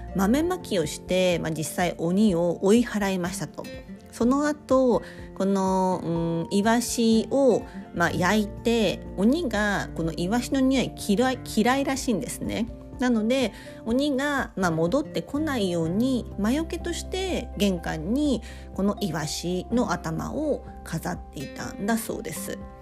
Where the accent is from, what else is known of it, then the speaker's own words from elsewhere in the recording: Kobe, Hyogo, Japan; 私はあの神戸出身ですので